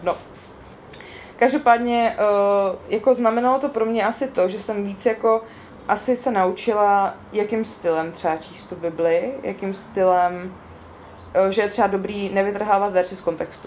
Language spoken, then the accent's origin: Czech; East Bohemia, Czechia; also born or lived in Olomouc; doma ve východních Čechách, odkud pocházím